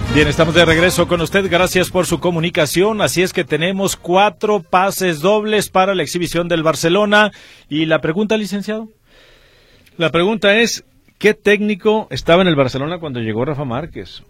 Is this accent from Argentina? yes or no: no; Mexico; somos mexicanos